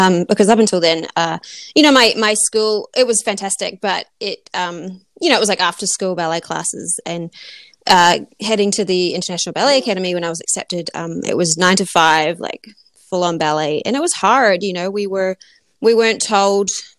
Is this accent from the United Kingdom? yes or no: no; New Zealand; moved away as an adult; I'm originally from New Zealand